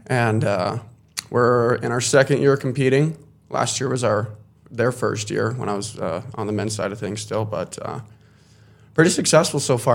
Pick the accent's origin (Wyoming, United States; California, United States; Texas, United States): Wyoming, United States; Casper; also born or lived in Minot, North Dakota; I grew up here in Castro, Wyoming